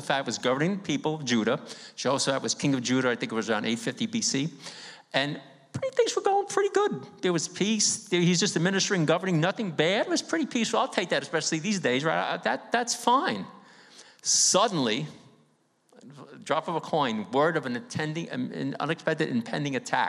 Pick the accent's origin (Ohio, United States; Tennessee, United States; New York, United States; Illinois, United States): New York, United States; New York City; I grew up in East Harlem on 2127 2nd Avenue